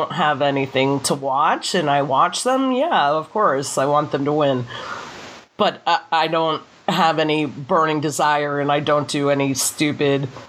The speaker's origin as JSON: {"language": "English", "country": "United States", "said": "I am an American"}